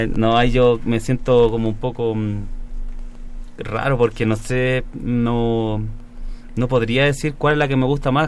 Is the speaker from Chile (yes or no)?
yes; Chile; en mi país.